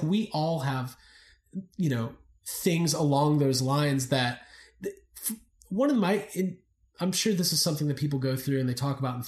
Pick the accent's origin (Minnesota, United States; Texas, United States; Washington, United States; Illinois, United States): Illinois, United States; Highland Park; I'm from the Chicago area. I was actually born in Highland Park Hospital. Yeah. So my whole family is in Highland Park, Deerfield, Buffalo Grove